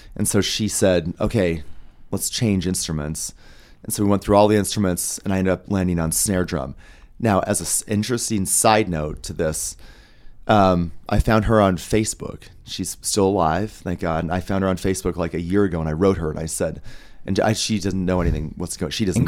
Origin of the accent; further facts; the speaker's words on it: Denver, Colorado, United States; I'm from Denver.